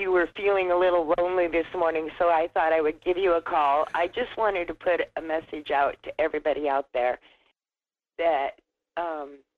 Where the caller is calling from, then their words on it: Wasilla, Alaska, United States; from Wasilla.